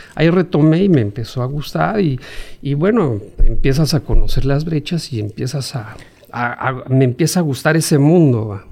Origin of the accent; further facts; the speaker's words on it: Mexico City, Mexico; now in Chetumal, Mexico; yo nací en la Ciudad de México